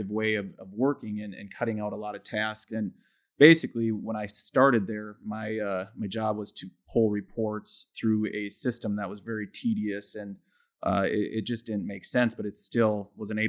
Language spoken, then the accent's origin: English; Milbank, South Dakota, United States; moved away as an adult; also born or lived in Vermillion, South Dakota; now in Sioux Falls, United States; I'm from Milbank, South Dakota, which is 2 hours north of Sioux Falls. I grew up in the small town.